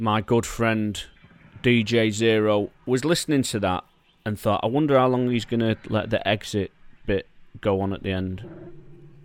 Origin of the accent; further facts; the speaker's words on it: Manchester, North West England, United Kingdom; growing up in Manchester